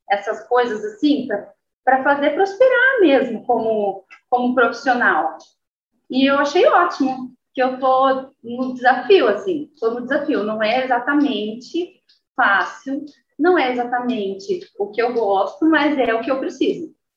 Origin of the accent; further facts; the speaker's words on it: Guarapuava, Paraná, Brazil; moved away; also born or lived in Londrina; Eu nasci em Guarapuava e mudei para Londrina